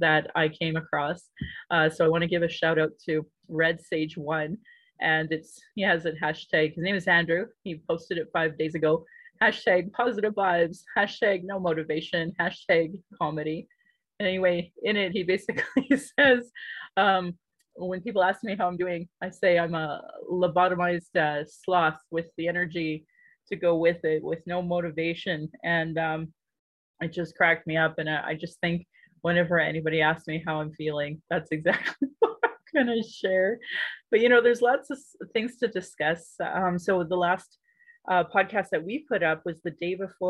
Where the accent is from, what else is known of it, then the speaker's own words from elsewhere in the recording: Calgary, Alberta, Canada; I was born in Calgary